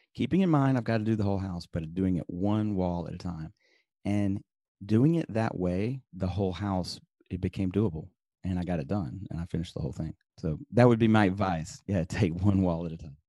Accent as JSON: {"language": "English", "town": "Birmingham", "region": "Alabama", "country": "United States", "tie": "born or raised there", "also_born_or_lived": "upstate New York", "moved": "as an adult", "said": "I grew up in, uh, Birmingham, Alabama"}